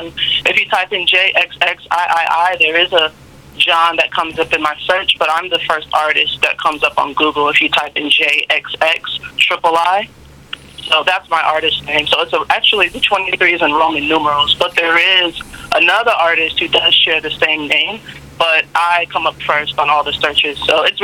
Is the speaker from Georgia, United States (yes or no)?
yes; Atlanta, Georgia, United States; also born or lived in Boston; I was born in Atlanta, but I do come from a Nigerian family